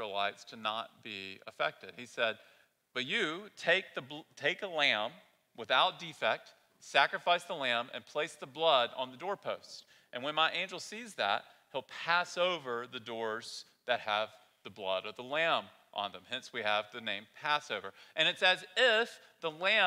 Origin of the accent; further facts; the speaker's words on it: the South, United States; moved away; I grew up in the South, been here for a long time now.